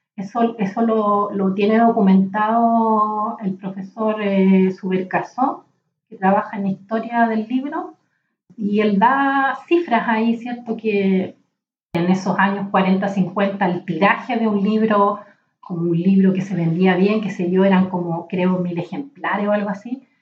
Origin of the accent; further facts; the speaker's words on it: Chile